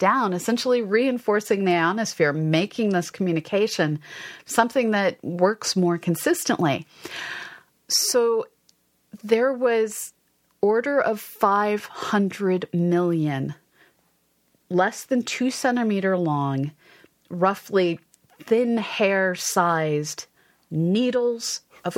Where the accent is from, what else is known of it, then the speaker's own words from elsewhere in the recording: Westford, Massachusetts, United States; I grew up in Westford, Massachusetts